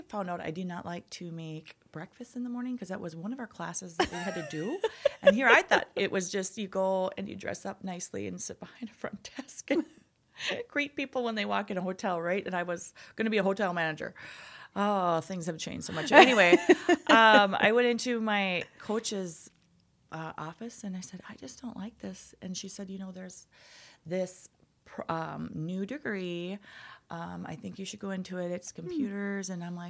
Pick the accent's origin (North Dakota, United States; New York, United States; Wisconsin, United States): North Dakota, United States; Enderlin; also born or lived in Crookston, Minnesota; I grew up in North Dakota, Enderlin, North Dakota.